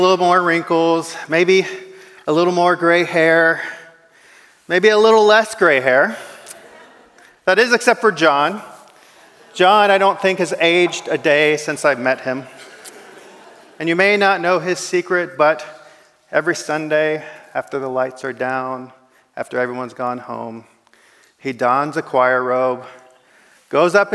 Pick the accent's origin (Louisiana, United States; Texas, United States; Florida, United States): Texas, United States; Kapel; moved away as an adult; now in Indonesia; I am from Kapel, but I live in Indonesia.